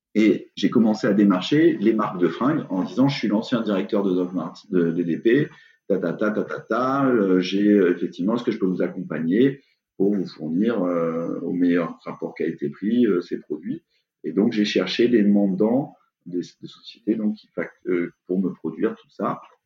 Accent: Aix-en-Provence, Provence-Alpes-Côte d'Azur, France; also born or lived in Bordeaux / England; je viens d'Aix-en-Provence et euh, aujourd'hui, la boîte est encore à Aix-en-Provence. J'ai pas passé ma vie à Aix-en-Provence, mais j'ai un peu bougé à Bordeaux

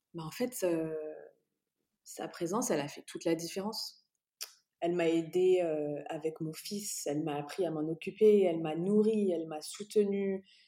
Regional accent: France; moved away as an adult; also born or lived in Dubai, United Arab Emirates; now in Bahrain; je suis née en France

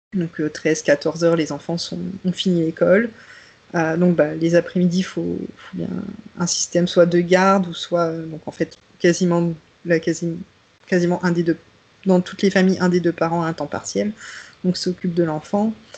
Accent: the North, Hauts-de-France, France; moved away as an adult; also born or lived in Paris, France; now in Vienna, Austria; je viens du Nord. donc, je comprends le ch'ti

